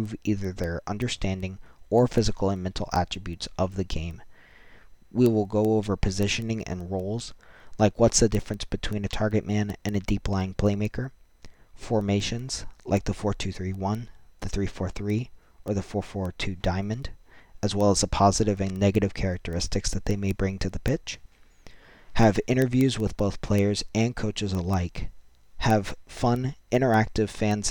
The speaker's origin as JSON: {"language": "English", "country": "United States", "said": "Being an American"}